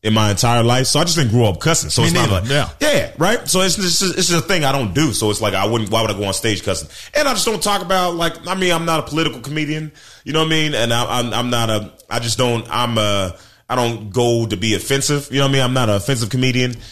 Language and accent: English; Memphis, Tennessee, United States; moved away; also born or lived in Portland, Oregon / Newberg, Oregon / Florida; I was born in Portland, Oregon, but I grew up most of my adolescence in Memphis, Tennessee.